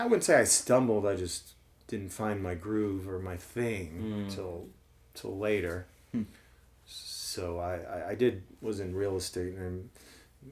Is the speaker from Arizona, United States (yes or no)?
no; New Jersey, United States; moved away as an adult; also born or lived in Jefferson City, Missouri; now in St. Louis, United States; Mostly in New Jersey, but I lived in Missouri till eight years old.